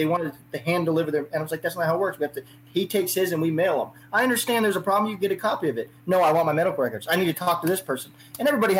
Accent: Southern California, United States; I'm from Southern California

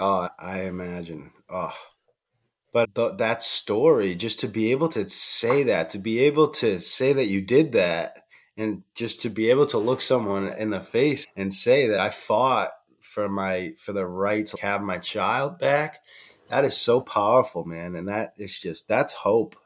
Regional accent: Boston, Massachusetts, United States; I'm from Boston, Massachusetts

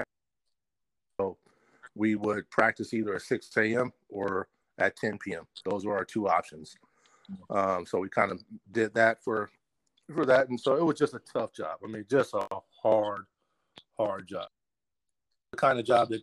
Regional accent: Portland, Oregon, United States; We're both from Portland

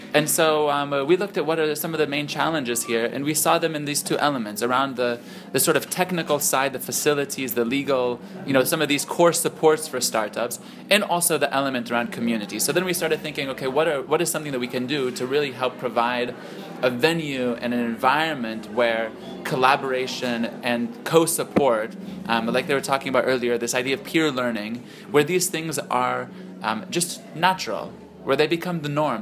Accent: Silicon Valley, California, United States; moved away as an adult; now in Lebanon; I grew up in Silicon Valley

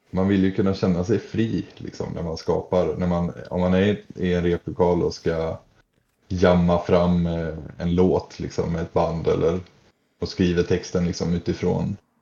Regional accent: Nossebro, Västra Götaland, Sweden; moved away; hemma i Nossebro där jag är ifrån

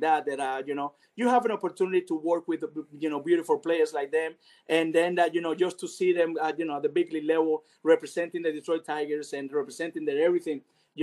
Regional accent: Cuba; also born or lived in Venezuela; now in United States

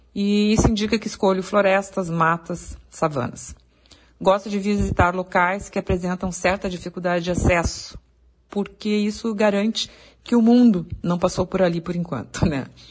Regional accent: Porto Alegre, Rio Grande do Sul, Brazil; sou de Porto Alegre

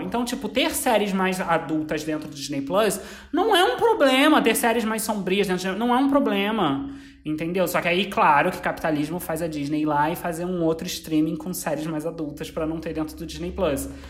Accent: Brazil; eu sou brasileiro

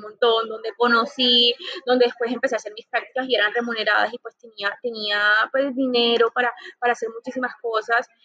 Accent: Santa Marta, Magdalena, Colombia; moved away as an adult; also born or lived in Bogotá, Colombia / Barcelona, Spain / Madrid, Spain; Soy Samaria, como, como lo mencionas, eso me hace ser una mujer muy tropical

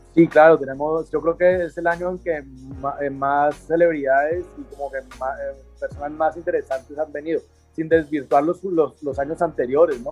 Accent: Cali, Valle del Cauca, Colombia; yo soy de aquí de Cali.

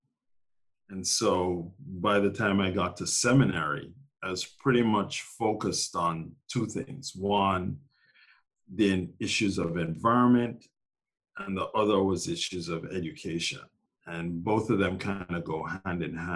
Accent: Jamaica; moved away as an adult; also born or lived in Glasgow, Scotland / Minneapolis, Minnesota / Massachusetts; now in New York City, United States; So most of my adolescent years, all of my adolescent years, I grew up in Jamaica

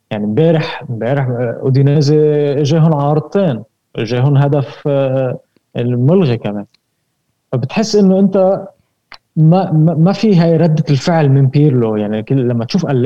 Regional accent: Lebanon; انا انا انا لبناني

